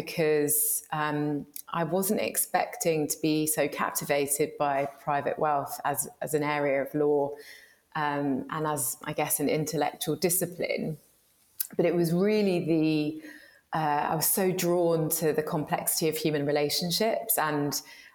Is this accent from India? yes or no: no; London, United Kingdom; I'm a very proud Londoner. I grew up in Shepherd's Bush and Hammersmith sort of area.